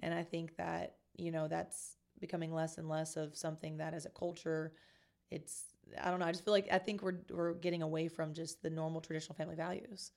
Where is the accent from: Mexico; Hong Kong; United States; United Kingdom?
United States; Kentucky; moved away as an adult; also born or lived in Columbus / Chicago; now in San Antonio, United States; I originally grew up in a small town in Kentucky